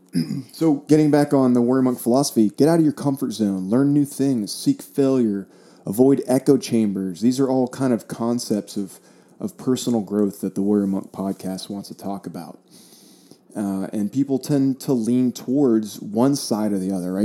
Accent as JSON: {"language": "English", "region": "South Florida", "country": "United States", "tie": "born or raised there", "said": "I grew up in South Florida"}